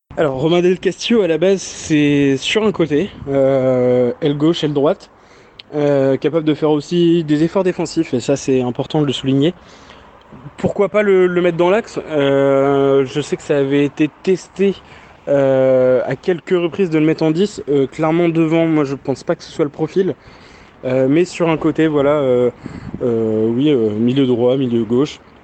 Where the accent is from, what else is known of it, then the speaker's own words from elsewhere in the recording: Brest, Brittany, France; j'ai toute ma famille à Brest, je suis né à Brest